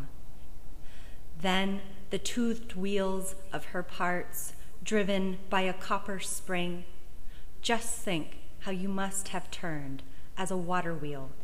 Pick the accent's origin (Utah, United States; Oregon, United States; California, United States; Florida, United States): California, United States; Joshua Tree; also born or lived in Landers, California; I grew up in Joshua Tree, actually, not too far from here, over on Sunset Road